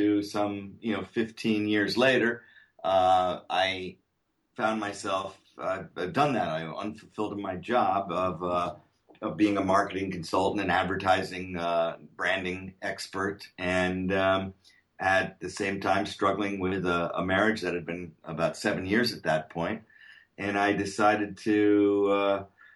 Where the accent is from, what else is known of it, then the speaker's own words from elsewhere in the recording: Connecticut, United States; moved away as an adult; also born or lived in Syracuse, New York; now in California, United States; I grew up in Connecticut